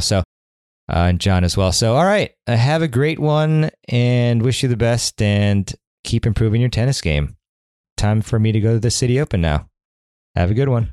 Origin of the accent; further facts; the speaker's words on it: Washington, District of Columbia, United States; the City Open, which is my hometown tournament